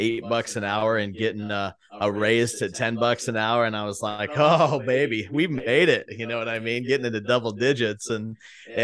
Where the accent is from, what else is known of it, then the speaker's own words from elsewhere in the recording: Bayard, Nebraska, United States; I was in the panhandle of Nebraska, fourth generation from Baird, Nebraska, a little town, around 1,100 people growing up